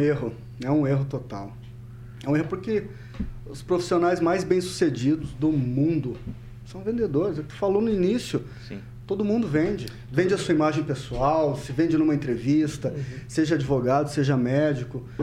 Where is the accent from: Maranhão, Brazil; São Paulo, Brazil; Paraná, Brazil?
Paraná, Brazil; Cornélio Procópio; also born or lived in Curitiba / Londrina / Ponta Grossa; nasci né, em Cornélio Procópio, vivi lá até os meus 18 anos